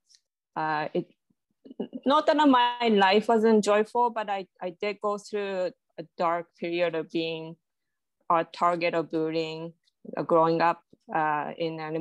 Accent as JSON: {"language": "English", "country": "Japan", "tie": "born or raised there", "second_language": "English", "moved": "as an adult", "lives_now": "Canada", "said": "I was born in Japan, grew up there, and I found an opportunity to come to Canada at the age of 18"}